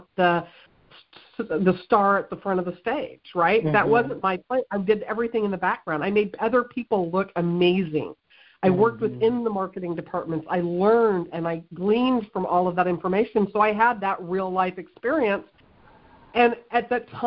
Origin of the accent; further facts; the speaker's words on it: Missouri, United States; I grew up here in the Midwest, you know, in Missouri. I've lived in Missouri my whole life